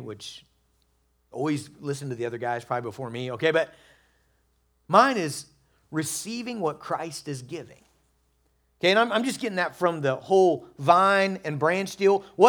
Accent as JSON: {"language": "English", "region": "Kansas", "country": "United States", "said": "I'm from Western Kansas, so what do I have experience with? Tumbleweeds."}